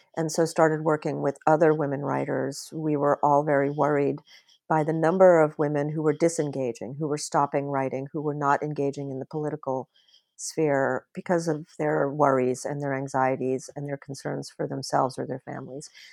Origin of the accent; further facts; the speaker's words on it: Bahamas; I, I grew up in the Bahamas and it was still a colony when I was young